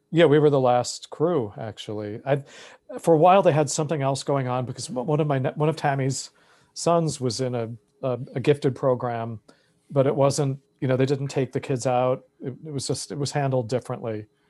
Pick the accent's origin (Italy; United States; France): United States; Massapequa Park, New York; now in New York City, United States; growing up in Massapequa Park